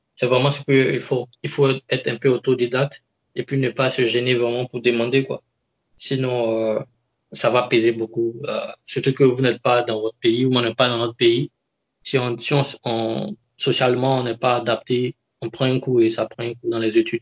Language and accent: French; Côte d’Ivoire; moved away as an adult; now in Japan; Je suis d'origine ivoirienne. Je suis ivoirien